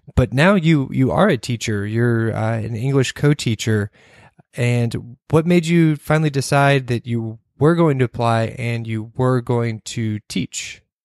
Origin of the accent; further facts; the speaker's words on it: Kentucky, United States; I came from Kentucky